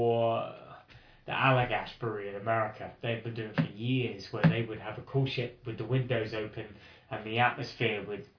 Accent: Portsmouth, South East England, United Kingdom; also born or lived in Cheltenham; I'm from Portsmouth

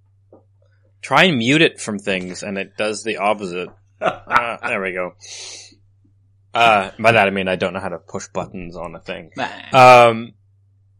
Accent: Canada; growing up in Canada

